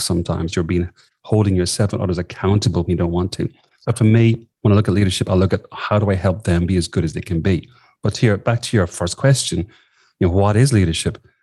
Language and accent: English; southwest of Ireland, Ireland; moved away as an adult; also born or lived in Sligo, Ireland / London, United Kingdom; now in Australia; I, grew up in the southwest of Ireland